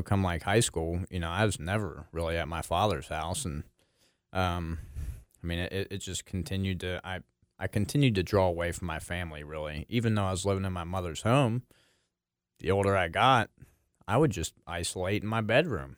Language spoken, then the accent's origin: English; Maineville, Ohio, United States; I grew up in Maineville, Ohio.